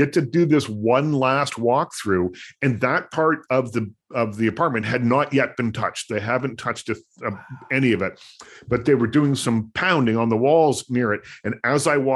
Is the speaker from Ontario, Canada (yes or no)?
no; Nova Scotia, Canada; moved away; The house that I grew up in Nova Scotia used to be a vaudeville theater